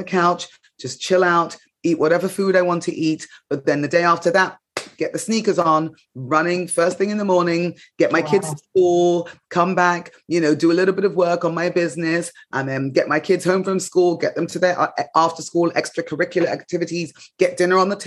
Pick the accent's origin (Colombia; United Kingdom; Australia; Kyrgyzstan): United Kingdom; England; moved away as an adult; now in United States; growing up in England